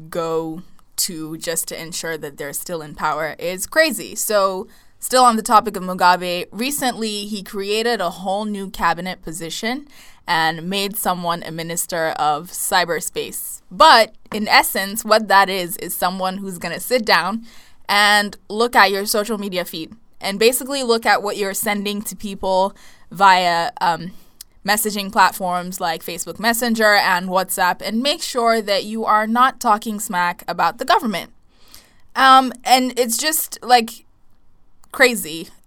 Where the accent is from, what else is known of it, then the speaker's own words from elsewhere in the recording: Nigeria; So, I'm Nigerian